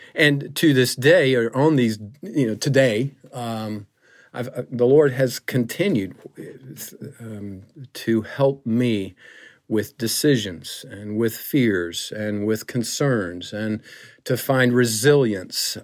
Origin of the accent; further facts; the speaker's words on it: Griffin, Georgia, United States; I grew up in the South, forty miles south of Atlanta, a little town called Griffin